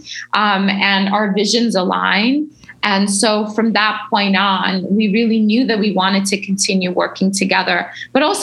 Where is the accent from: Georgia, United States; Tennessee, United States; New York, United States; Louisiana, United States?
New York, United States; as a kid growing up in New York